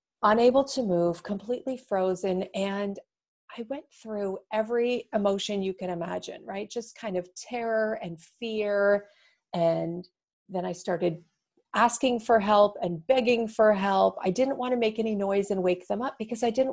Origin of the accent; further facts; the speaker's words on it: Toronto, Ontario, Canada; moved away as an adult; now in Seattle, United States; I'm from Toronto, so it's a hugely diverse city